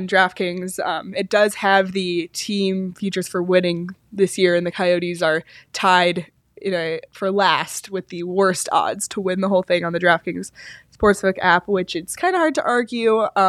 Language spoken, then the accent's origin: English; Toronto, Ontario, Canada; And that is because I grew up in Toronto, but my dad was so anti-Leafs because the Leafs were just so bad for so long.